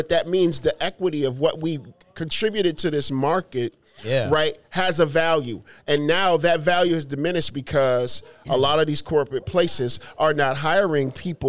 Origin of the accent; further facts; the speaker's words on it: Phoenix, Arizona, United States; when I came from Phoenix, not knowing this city, not knowing who I, you know, what I was going to do or what was going to happen.